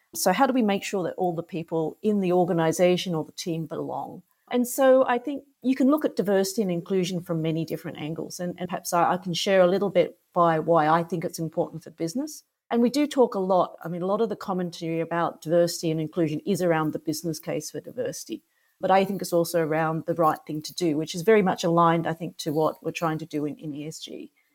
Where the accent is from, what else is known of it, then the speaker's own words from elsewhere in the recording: Australia; accent: Australian; moved away as an adult; also born or lived in Singapore; I'm Australian, so you can probably hear that from my accent